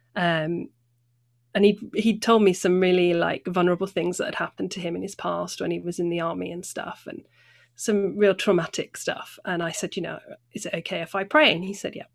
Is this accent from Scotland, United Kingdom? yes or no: no; North Devon, South West England, United Kingdom; moved away as an adult; also born or lived in near Bristol / Acton, London; now in Bristol, United Kingdom; I was born near Bristol, and then when I was about nine, I moved to North Devon. So I grew up in the country